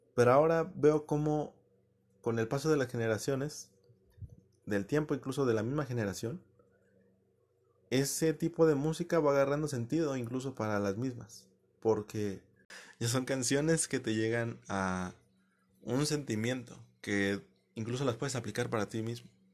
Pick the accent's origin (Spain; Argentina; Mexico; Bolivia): Mexico; yo soy mexicano